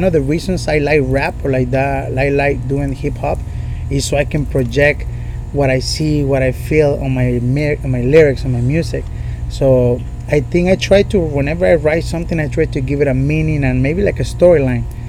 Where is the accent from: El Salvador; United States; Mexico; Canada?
Mexico; Puerto Vallarta, Jalisco; English is a second language; moved away; En Puerto Vallarta yo nací y crecí.